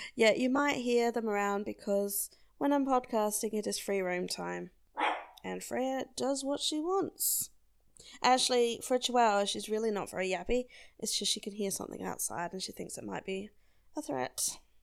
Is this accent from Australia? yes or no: yes; South Australia, Australia; I'm Australian, and I come from a large and low density population state called South Australia.